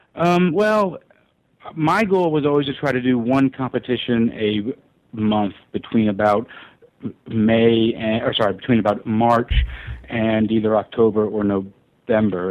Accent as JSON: {"language": "English", "town": "Memphis", "region": "Tennessee", "country": "United States", "tie": "born or raised there", "said": "I grew up in in Memphis"}